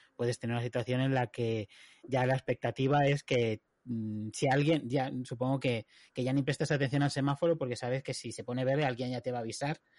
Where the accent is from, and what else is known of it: Spain; now in United Kingdom